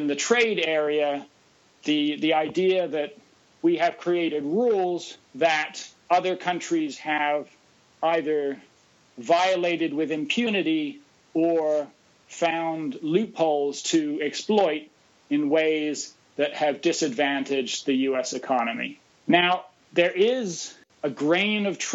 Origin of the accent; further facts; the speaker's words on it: United States; We, as American policymakers